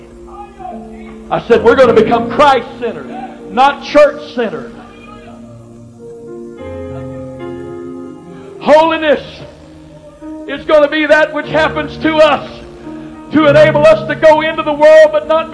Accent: the South, United States; I was raised in the South in Pentecost

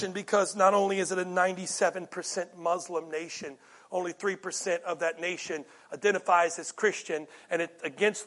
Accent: United States; being an American

